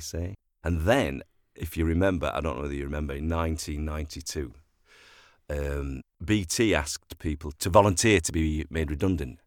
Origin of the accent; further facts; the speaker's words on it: Sheffield, Yorkshire and the Humber, United Kingdom; also born or lived in London; I was born and bred in Sheffield